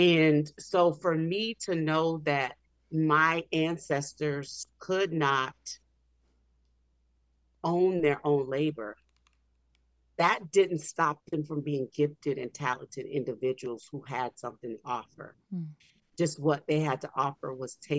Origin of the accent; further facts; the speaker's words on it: New Orleans, Louisiana, United States; I'm from New Orleans, which was the hub of slave trade in this country